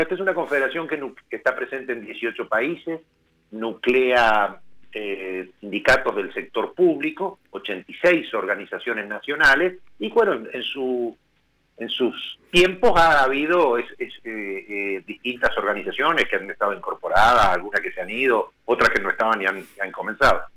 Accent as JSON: {"language": "Spanish", "town": "Plottier", "region": "Neuquén", "country": "Argentina", "tie": "born or raised there", "said": "yo soy neuquino, nacido en una hermosa localidad que es Plotier"}